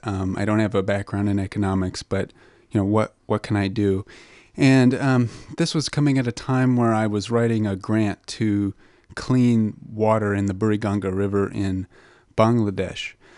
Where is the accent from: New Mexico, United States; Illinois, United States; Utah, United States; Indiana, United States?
New Mexico, United States; Albuquerque; moved away; I'm from Albuquerque, New Mexico, originally